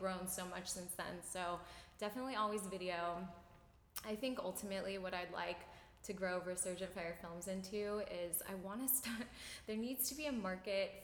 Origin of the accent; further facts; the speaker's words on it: Tampa, Florida, United States; I'm born and raised in Tampa